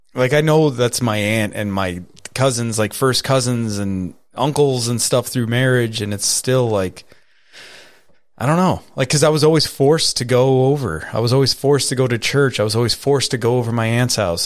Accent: Catskill, New York, United States; I was born in Catskill

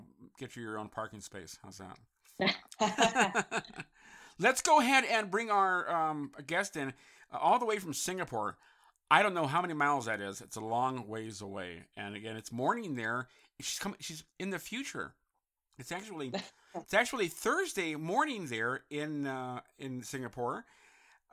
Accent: San Francisco, California, United States; I grew up in San Francisco

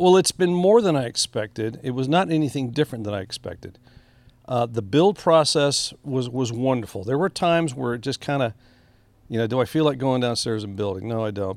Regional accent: Harlingen, Texas, United States; I was raised in Harlingen, Texas

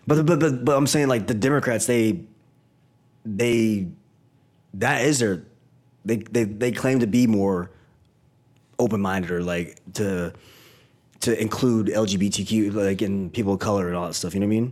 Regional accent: Knoxville, Tennessee, United States; I'm black from the South

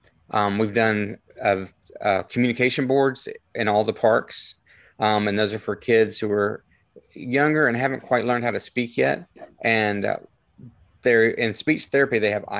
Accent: Atlanta, Georgia, United States; moved away as an adult; now in Spring Hill, United States; So I was from Atlanta, so we moved here. I love Spring Hill. It was a big change. Moving from a very large city to Spring Hill was like moving to Mayberry

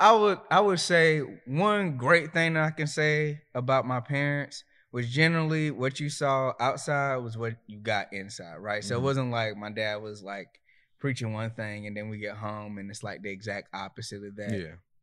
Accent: Myrtle Beach, South Carolina, United States; now in Raleigh, United States; Myrtle Beach, South Carolina, 843. {S0} And currently, {S1} Currently, I'm in Raleigh, North Carolina, Southeast Raleigh, to be exact.

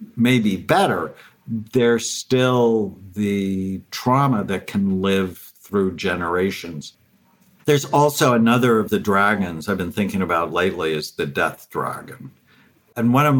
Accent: Los Angeles, California, United States; I grew up in the San Fernando Valley, just north of Los Angeles

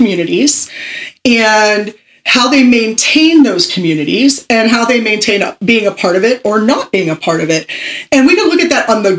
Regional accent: Pittsburgh, Pennsylvania, United States; I am originally from Pittsburgh, Pennsylvania

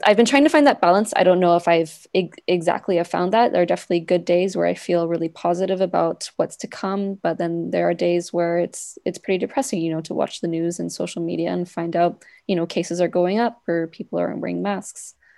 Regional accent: Vancouver, British Columbia, Canada; moved away as an adult; I'm originally from Vancouver, so I was back in Vancouver for the summer

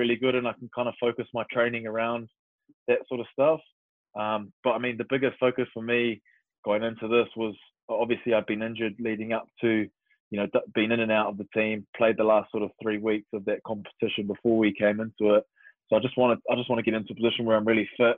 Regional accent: New Zealand; moved away as an adult; also born or lived in Waiouru, central North Island / Wellington; now in England; Growing up in New Zealand

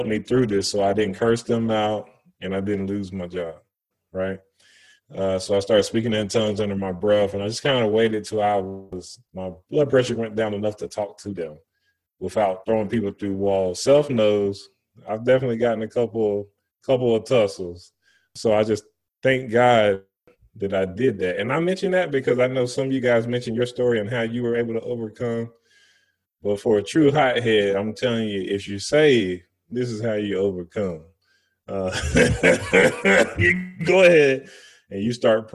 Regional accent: the South, United States; moved away; I'm coming from the South

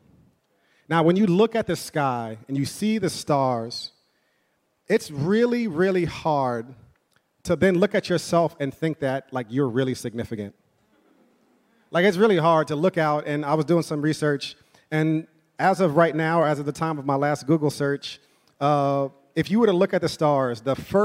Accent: New York City, New York, United States; I'm from, born and raised in New York

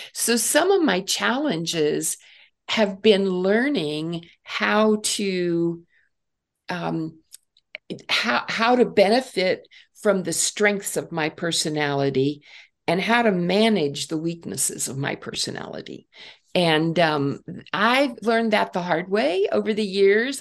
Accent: Northeast Ohio, United States; I grew up in Northeast Ohio

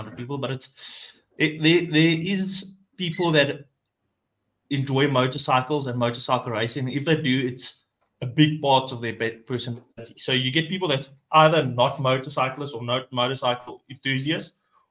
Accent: South Africa; first language Afrikaans; English is a second language; my home language is Afrikaans. I'm actually Afrikaans boy

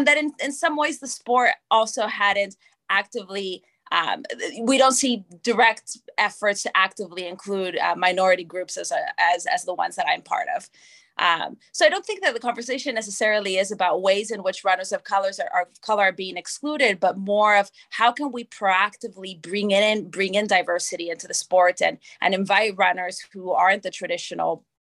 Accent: Argentina; also born or lived in Canada; now in Atlanta, United States; I am Argentinian Canadian, citizen of both countries

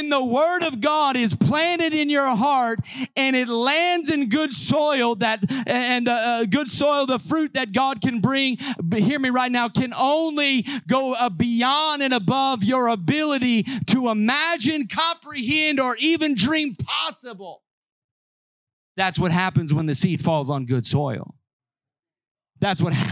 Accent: Southern Illinois, United States; I grew up in Southern Illinois.

